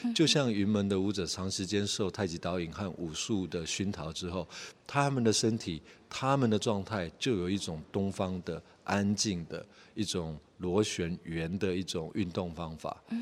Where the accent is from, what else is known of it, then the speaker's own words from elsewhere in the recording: Taiwan; 甚至是我们台湾传统的，呃，议政文化